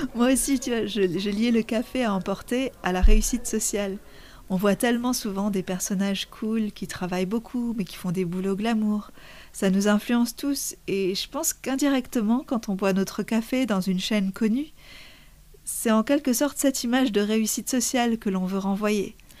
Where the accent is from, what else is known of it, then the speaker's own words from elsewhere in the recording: Lebanon; moved away; j'ai grandi au Liban